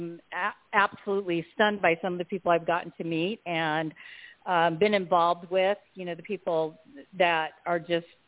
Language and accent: English; Huntington Beach, California, United States; moved away; also born or lived in East Coast; I grew up in Huntington Beach, California